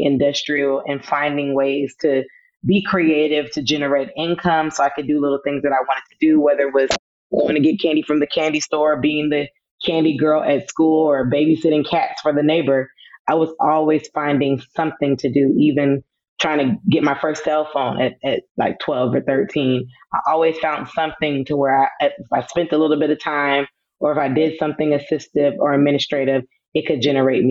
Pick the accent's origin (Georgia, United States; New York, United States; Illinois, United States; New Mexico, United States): Georgia, United States; Atlanta; also born or lived in Los Angeles, California / Fayetteville, North Carolina; I'm initially from California, from Los Angeles, but I always tell people that I am from Atlanta because that's where I was mostly born and raised